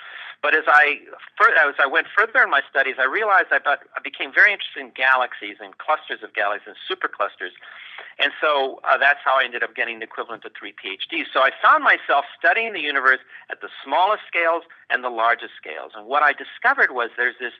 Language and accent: English; Los Angeles, California, United States; moved away as an adult; also born or lived in Ithaca, New York / Cambridge, Massachusetts; I was born in East Los Angeles. That's the poor part of Los Angeles. And I was raised in a Christian home